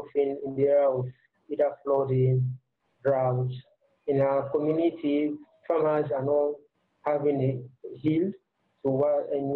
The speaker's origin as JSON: {"language": "English", "country": "Sierra Leone", "said": "I decided to come back and do something in my own local community"}